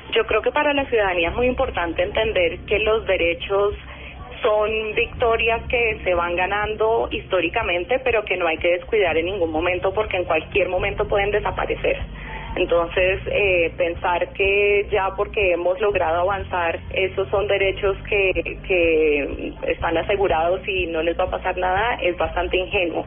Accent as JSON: {"language": "Spanish", "country": "Colombia", "said": "como colombiana"}